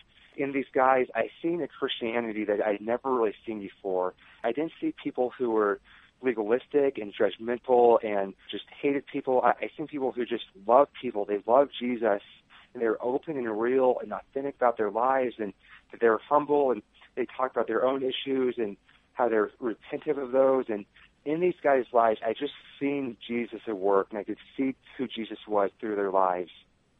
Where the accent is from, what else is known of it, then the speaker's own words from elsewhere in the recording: North Platte, Nebraska, United States; moved away as an adult; I went back to my hometown of North Platte.